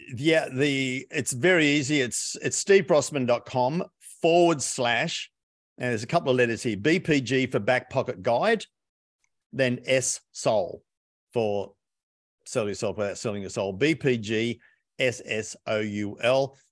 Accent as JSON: {"language": "English", "country": "Australia", "said": "Being an Aussie"}